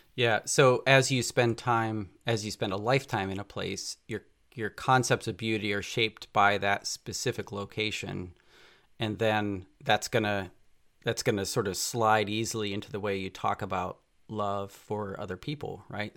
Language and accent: English; near Philadelphia, Pennsylvania, United States; I grew up on the East Coast near Philadelphia